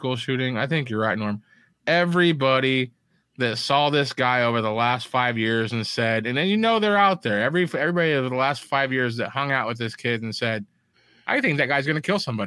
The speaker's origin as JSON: {"language": "English", "town": "Elkhart", "country": "United States", "tie": "born or raised there", "said": "when I was growing up in Elkhart"}